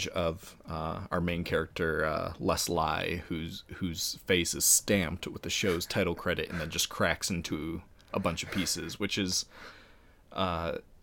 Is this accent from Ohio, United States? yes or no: yes; Ohio, United States; Both Andrew and I are from Ohio